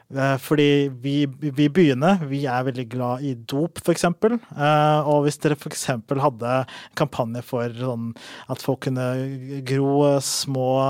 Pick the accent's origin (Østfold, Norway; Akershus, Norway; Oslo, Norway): Oslo, Norway; jeg er fra Oslo